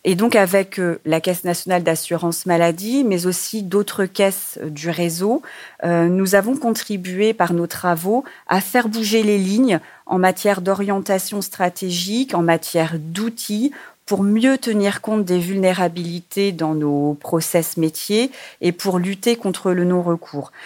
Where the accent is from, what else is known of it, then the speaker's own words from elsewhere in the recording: Réunion; moved away; mon île natale et de me rapprocher de ma famille puisque je suis originaire de l'île de la Réunion